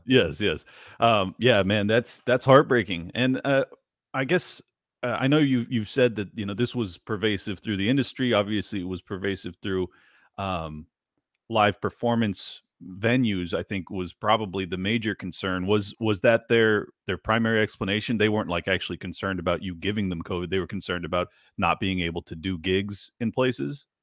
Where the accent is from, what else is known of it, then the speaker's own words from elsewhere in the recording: San Diego, California, United States; I grew up in San Diego, California